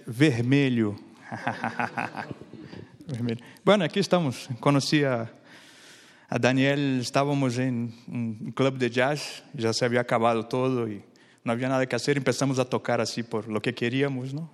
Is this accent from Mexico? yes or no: no; Brazil; Spanish is a second language; Yo soy de Brasil y soy bajista